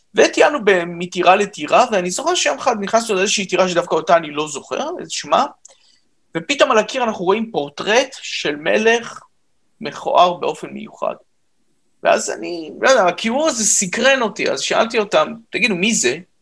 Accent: Israel; אני ישראלי דרך אגב לגמרי, אז אני לא, לא עליתי מצרפת

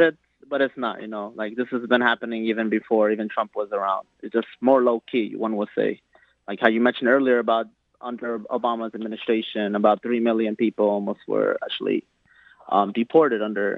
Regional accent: New York City, New York, United States; also born or lived in Bronx; I was born in the Bronx, but raised in Harlem.

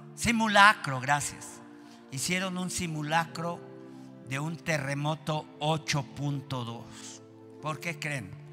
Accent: Mexico

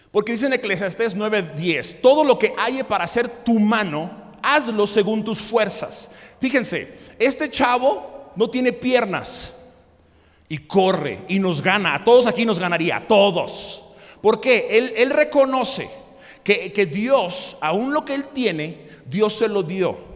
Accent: Mexico; also born or lived in United States; Y, entonces yo no podía trabajar porque, bueno, sí saben que yo nací en Estados Unidos, ¿verdad?

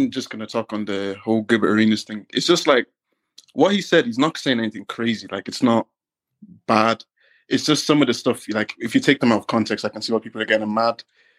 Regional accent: Ireland; I'm from Ireland

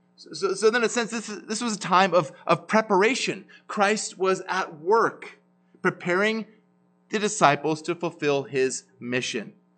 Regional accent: Ottawa, Ontario, Canada; now in Kelowna, Canada; I grew up in Ottawa

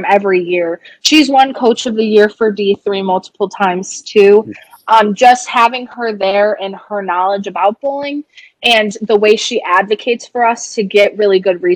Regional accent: Des Plaines, Illinois, United States; I'm from Des Plaines, Illinois, which is right by O'Hare Airport.

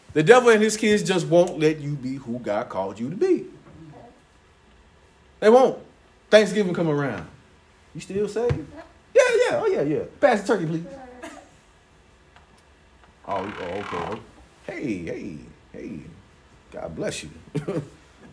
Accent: Chicago, Illinois, United States; I was born in Chicago

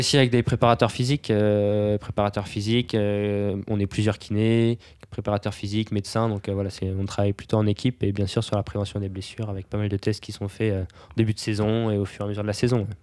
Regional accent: Brittany, France; je viens de Bretagne

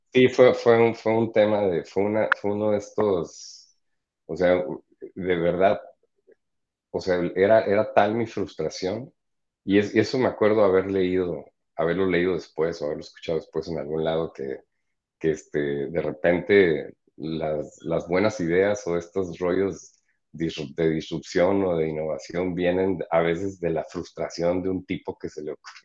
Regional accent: Mexico; also born or lived in San Diego, United States; siendo mexicano

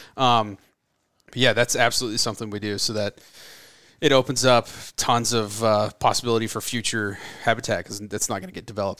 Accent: Florida, United States; moved away as an adult; now in California, United States; I'm from Florida, and I, I grew up, you know, shooting undersized whitetails and chasing osceola turkeys

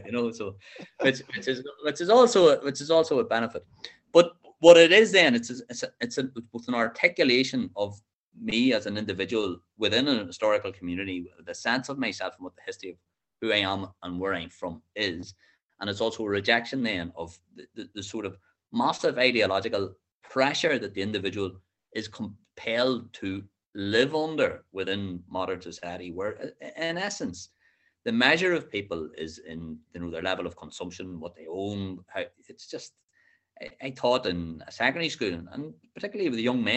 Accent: East Tyrone, Northern Ireland, United Kingdom; first language English; growing up in East Tyrone in the 1980s

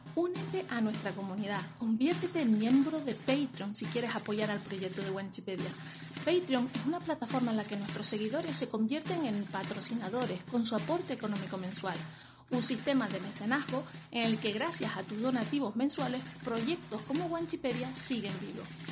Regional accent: Canary Islands, Spain; los propios canarios

